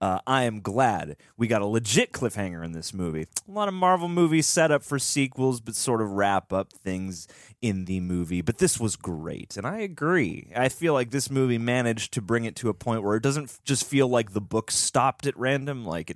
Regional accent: India; And a special mention to Spider-Man India as an Indian.

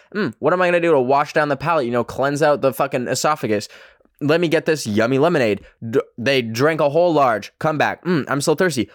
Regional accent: Canada; accent: Canadian; my fucking Canadian accent

